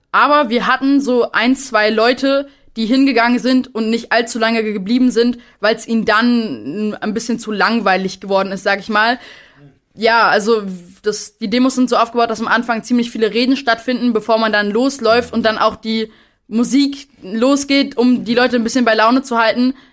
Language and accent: German; Berlin, Germany; Ich komme äh, auch hier aus Berlin.